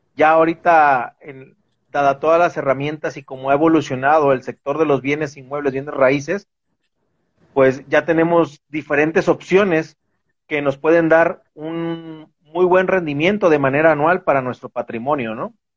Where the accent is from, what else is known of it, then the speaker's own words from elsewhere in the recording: Veracruz, Mexico; moved away as an adult; now in Guadalajara, Mexico; yo soy originario de Veracruz